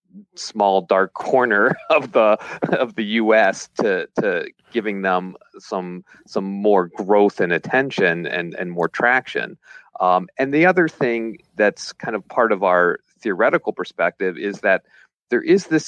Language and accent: English; Pittsburgh, Pennsylvania, United States; I grew up in Squirrel Hill